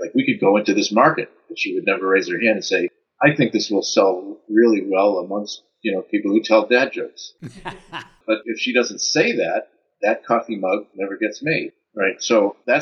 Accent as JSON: {"language": "English", "country": "United States", "also_born_or_lived": "Netherlands", "said": "As an American"}